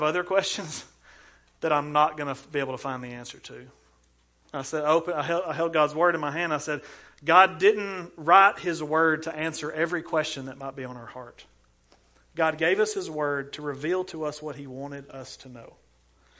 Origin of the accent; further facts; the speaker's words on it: Ardmore, Alabama, United States; I'm from Ardmore